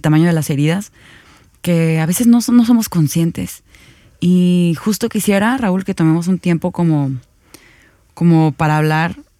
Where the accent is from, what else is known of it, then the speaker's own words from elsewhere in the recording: Mexico; como ciudadanos mexicanos